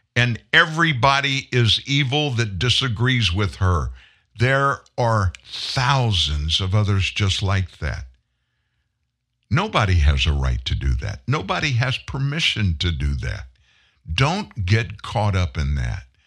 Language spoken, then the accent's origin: English; the South, United States; I'm from the South, way South.